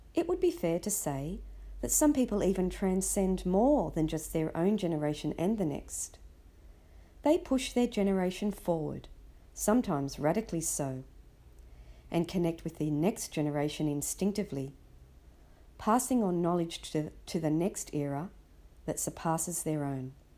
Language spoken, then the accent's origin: English; Sydney, New South Wales, Australia; I was born and raised in Sydney, Australia